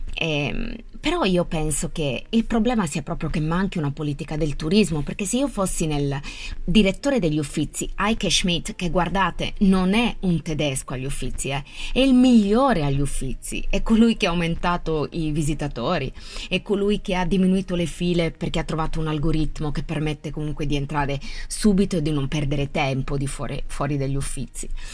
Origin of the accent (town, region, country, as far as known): Italy